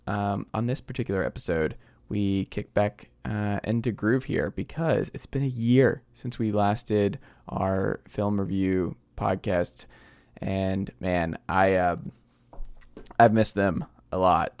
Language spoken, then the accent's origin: English; Stone Mountain, Georgia, United States; we're both from Stamount, Georgia